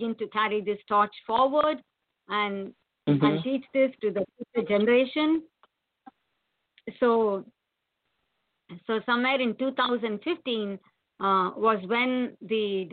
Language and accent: English; India; moved away as an adult; now in United States; I worked for some years in my home country, which is India, but rightly called Bharatam. And then I got a software job, came to United States